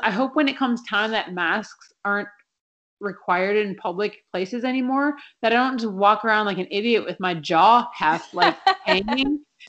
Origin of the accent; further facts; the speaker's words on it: Minnesota, United States; when I was growing up in Minnesota